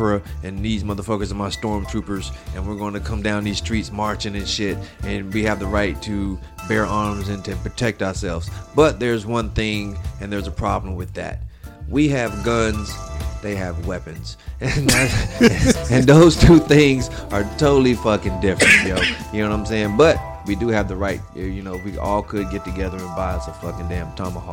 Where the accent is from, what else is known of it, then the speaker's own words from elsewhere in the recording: North Carolina, United States; I'm from North Carolina